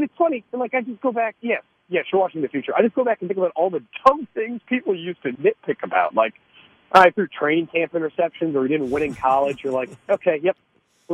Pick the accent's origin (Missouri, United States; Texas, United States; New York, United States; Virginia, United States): Missouri, United States; Kansas City; I grew up in Kansas City, and now I'm in Miami